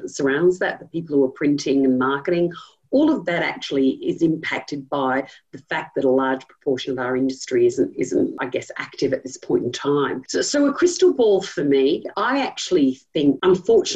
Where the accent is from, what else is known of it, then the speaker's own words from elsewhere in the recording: Sydney, New South Wales, Australia; moved away as an adult; now in Melbourne, Australia; I'm not from Melbourne originally, and I'm from the city up the north, and sold that city for many years